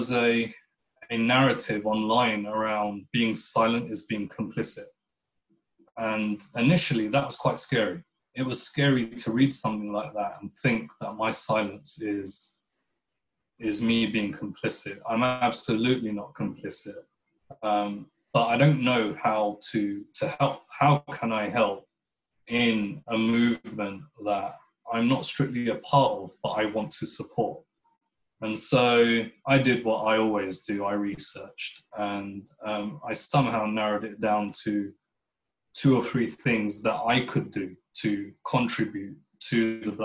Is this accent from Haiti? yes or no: no; United Kingdom; I would describe myself as a British Pakistani Muslim.